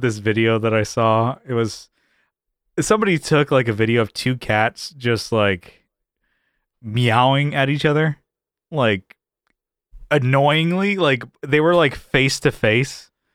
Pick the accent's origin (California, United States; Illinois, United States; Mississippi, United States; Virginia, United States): California, United States; San Diego; I'm from San Diego, born and raised